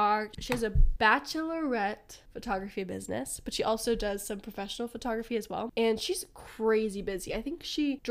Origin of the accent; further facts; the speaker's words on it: Phoenix, Arizona, United States; We're from Phoenix, Arizona